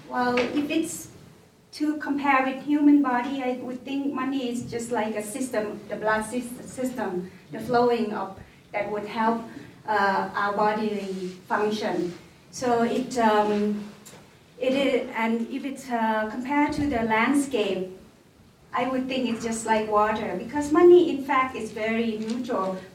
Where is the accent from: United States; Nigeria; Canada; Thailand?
Thailand; Northern Thailand; moved away as an adult; now in Bhutan; I came from, uh, um, well, Thailand is relatively big, but my hometown is small. Uh, it's a small, hometown in the north of Thailand, small province, um, mountainous area